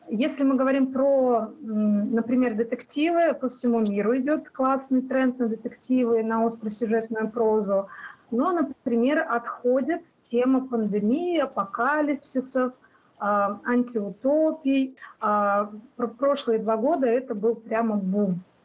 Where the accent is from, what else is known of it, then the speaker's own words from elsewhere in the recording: Russia; что я из России